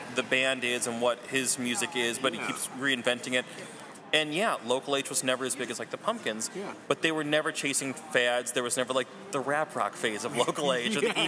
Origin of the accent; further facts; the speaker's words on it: Chicago, Illinois, United States; I'm from Chicago